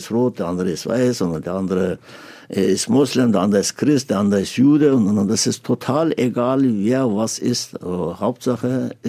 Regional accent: Turkey; now in Germany; Ja, also wenn ich, wenn ich sage, ich bin ein stolzer Türke, ganzer stolzer Türke, Türkei ist allerbeste zum Beispiel, ja

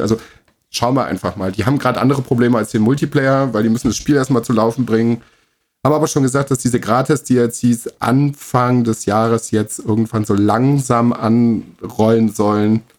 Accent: Germany; bei uns in Deutschland

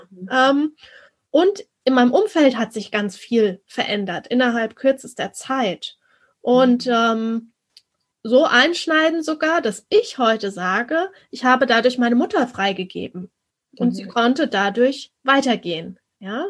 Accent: Germany

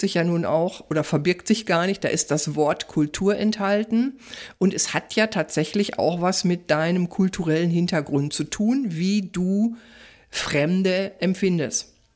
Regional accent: Ruhr area, North Rhine-Westphalia, Germany; ich komme ja aus dem Ruhrgebiet

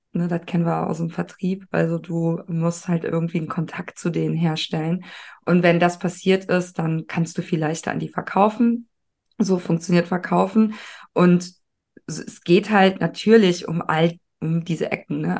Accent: Cologne, North Rhine-Westphalia, Germany; Ich bin ja auch aus Köln

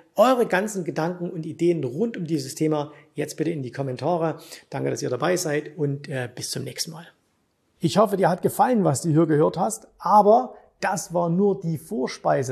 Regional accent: Germany; bei uns in Deutschland

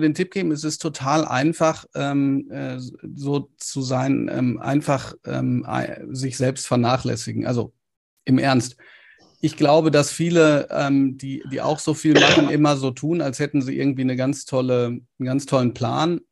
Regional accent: Ruhr area, North Rhine-Westphalia, Germany

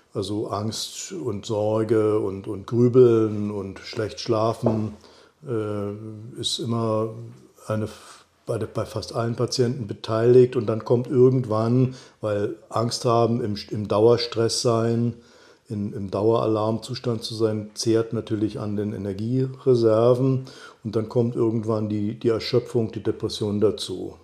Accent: East Germany, Germany; ich bin ja in Ostdeutschland groß geworden

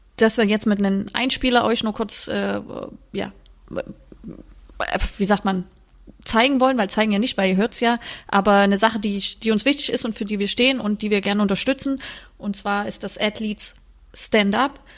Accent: Germany; also born or lived in Sweden; als Deutsche quasi im Ausland zu spielen

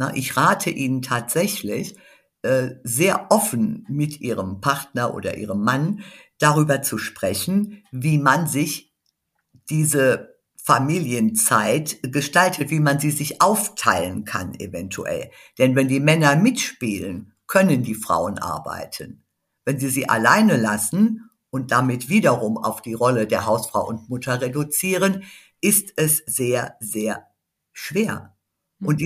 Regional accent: a village in the Hunsrück, Rhineland-Palatinate, Germany; ich bin in einem Dorf im Hunsrück geboren, ich war eines der wenigen Mädchen, die überhaupt ein Gymnasium besuchen durften

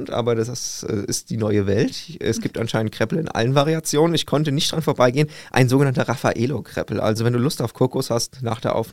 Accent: Wiesbaden, Hesse, Germany; Urfassnachter in Wiesbaden, äh, im Grunde schon mit Geburt in den äh, Fassnachtsverein aufgenommen bei uns in Nordenstadt.

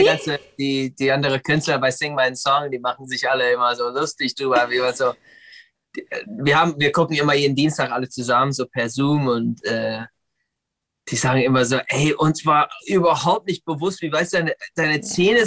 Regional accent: United States; now in Berlin, Germany; ich bin in den USA geboren und, und äh, aufgewachsen

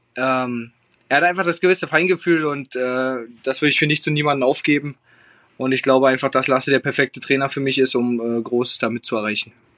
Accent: Germany; bei uns in Deutschland

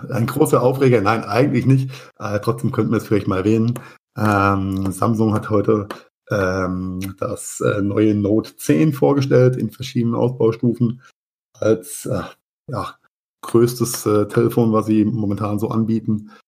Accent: Mainz, Rhineland-Palatinate, Germany; in meiner Heimatstadt Mainz

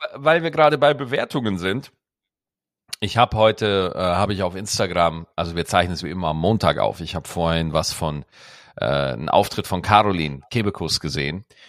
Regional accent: Cologne, North Rhine-Westphalia, Germany; als Kölner

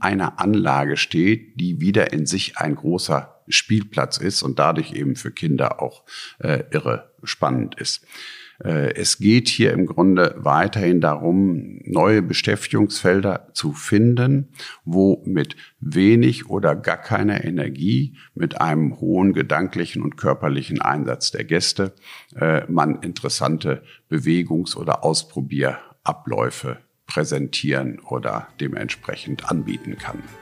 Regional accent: North Rhine-Westphalia, Germany; moved away as an adult; now in Dankern, Germany; Ich bin in Ostwestfalen geboren. Dort ist ein Betrieb, Land- und Forstfischerbetrieb meiner Mutter, äh, wo wir dann hingezogen sind

